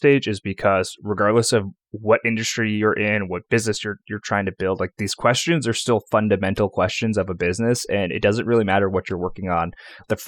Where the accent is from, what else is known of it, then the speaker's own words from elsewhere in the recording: New York, United States; also born or lived in Atlanta / Boston; now in Richmond, United States; I grew up in New York